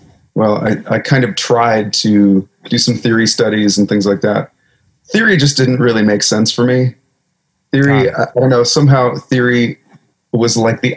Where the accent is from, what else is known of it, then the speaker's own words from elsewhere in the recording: a farm about an hour south of Portland, Oregon, United States; also born or lived in California; We moved to an 80-acre farm out in the middle of nowhere, about an hour south of Portland